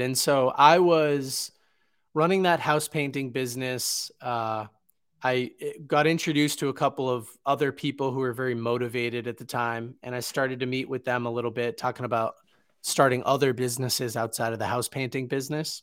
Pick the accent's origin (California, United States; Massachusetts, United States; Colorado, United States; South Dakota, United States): Massachusetts, United States; Boston; where I grew up in Boston